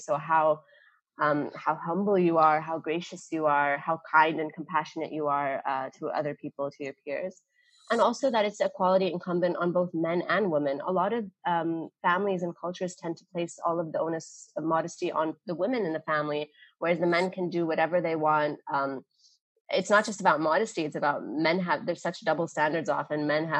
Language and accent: English; Dubai, United Arab Emirates; I remembered this brand from growing up in Dubai from when I was like maybe 18, 19.